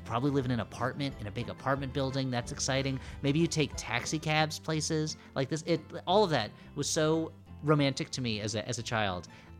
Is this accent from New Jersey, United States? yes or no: yes; New Jersey, United States; I grew up in New Jersey right outside of New York, and New York to me was the place that you go to when you're a grown-up.